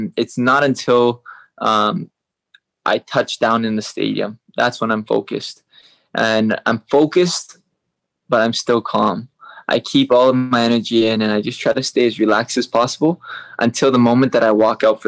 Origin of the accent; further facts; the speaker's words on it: Hawaii, United States; accent: American; also born or lived in Vancouver, Canada; I was raised my whole life in Hawaii